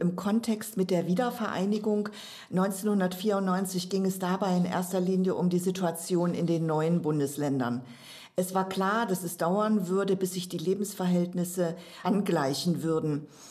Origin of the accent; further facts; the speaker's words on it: Saxony, Germany; bei uns in Sachsen